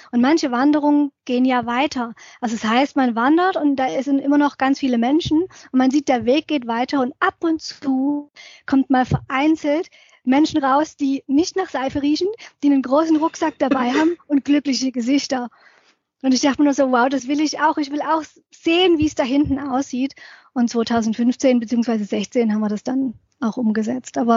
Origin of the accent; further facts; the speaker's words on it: Dresden, Saxony, Germany; Ich bin ja aufgewachsen in Dresden und da sind wir oft als Jugendliche in diese nahegelegene sächsische Schweiz abgehauen, übers Wochenende